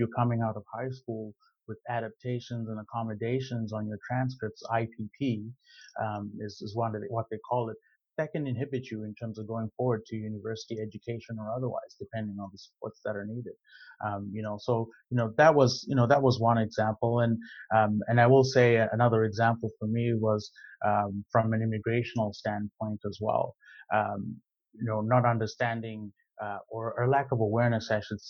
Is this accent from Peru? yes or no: no; Zimbabwe; moved away as an adult; now in Canada; I am originally from Zimbabwe.